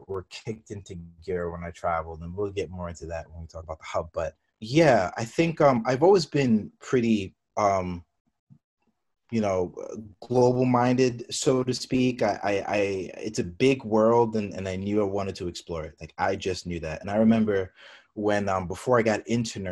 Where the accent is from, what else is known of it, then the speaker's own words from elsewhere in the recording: New York City, New York, United States; moved away as an adult; also born or lived in San Francisco; being a New Yorker from the city, I'm definitely a city boy.